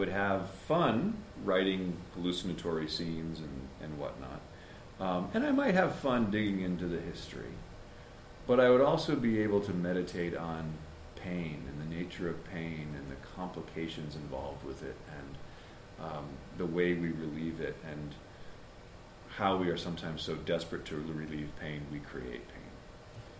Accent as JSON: {"language": "English", "town": "Hartford", "region": "Connecticut", "country": "United States", "tie": "born or raised there", "moved": "yes", "said": "a boy growing up in the Hartford area"}